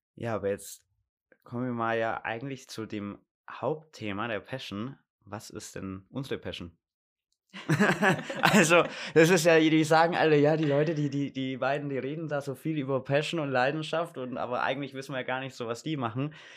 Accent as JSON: {"language": "German", "town": "Gundremmingen", "region": "Bavaria", "country": "Germany", "tie": "born or raised there", "lives_now": "Munich, Germany", "said": "bin aus Gundremmingen, also hier eigentlich aus der Nähe und bin hier aufgewachsen, bin aber dann vor fast schon drei Jahren bald nach München gezogen zum Studieren"}